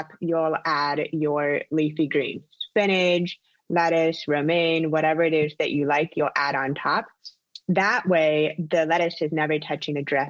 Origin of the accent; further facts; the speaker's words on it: Orlando, Florida, United States; also born or lived in Palm Beach / Los Angeles; I am from Orlando, born and raised